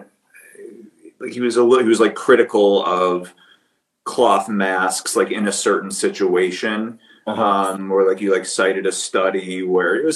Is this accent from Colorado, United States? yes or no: no; Skokie, Illinois, United States; I was born in Skokie.